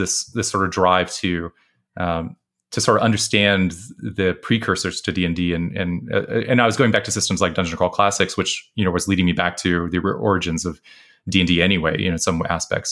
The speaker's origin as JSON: {"language": "English", "region": "West Texas", "country": "United States", "tie": "born or raised there", "said": "I was growing up in West Texas"}